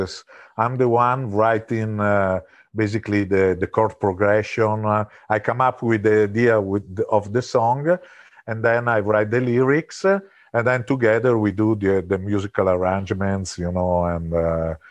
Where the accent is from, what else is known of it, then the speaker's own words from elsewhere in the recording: Italy; moved away; we are originally from Italy.